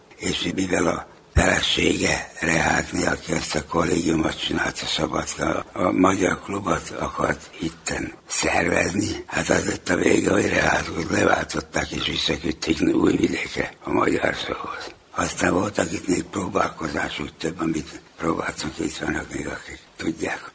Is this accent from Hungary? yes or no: no; Zrenjanin, Vojvodina, Serbia; moved away as an adult; now in Belgrade, Serbia; itt a véről ott születtem, ez itt van Bánát, a román határon, a Béga partján. És az iskoláimat nagybeskereken fejeztem be